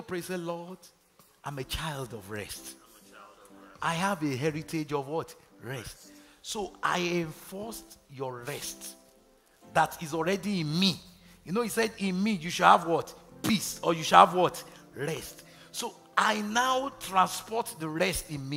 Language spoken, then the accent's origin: English; Nigeria; moved away; growing up in Nigeria